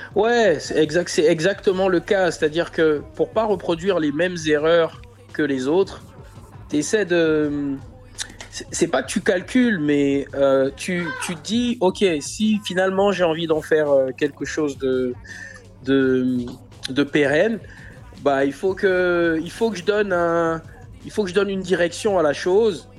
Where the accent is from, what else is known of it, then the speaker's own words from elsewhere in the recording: Libreville, Estuaire, Gabon; moved away as an adult; now in France; je suis né à Libreville, j'ai grandi à Libreville, je suis arrivé en France il y a, il y a bientôt 10 ans.